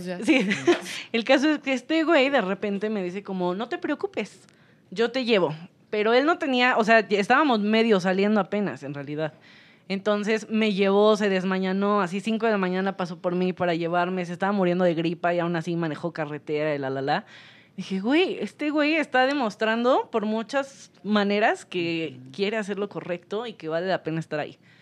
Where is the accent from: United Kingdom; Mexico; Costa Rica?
Mexico; Toluca, State of Mexico; yo soy de Toluca